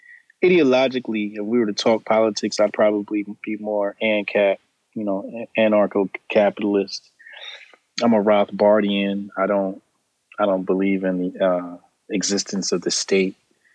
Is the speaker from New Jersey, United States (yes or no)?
yes; New Jersey, United States; Jersey. I'm a Jersey boy. The internet will tell you I'm from Brooklyn. My grandfather had a building in Brooklyn, but I'm not from Brooklyn. I'm from Jersey.